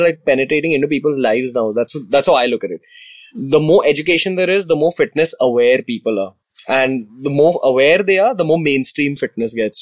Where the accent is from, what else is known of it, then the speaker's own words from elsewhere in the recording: India; that's just the downside to being Indian